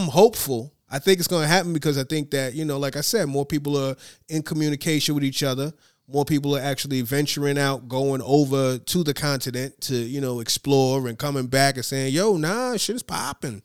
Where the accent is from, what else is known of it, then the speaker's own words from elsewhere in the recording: United States; as an American